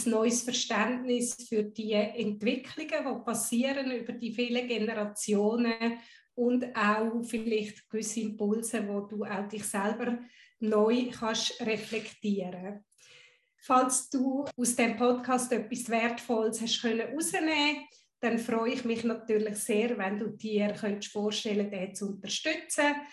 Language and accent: German; Guatemala; born there; first language Spanish; German is a second language; Ich bin in Guatemala geboren, habe Spanisch als tief verwurzelte Muttersprache irgendwo im System.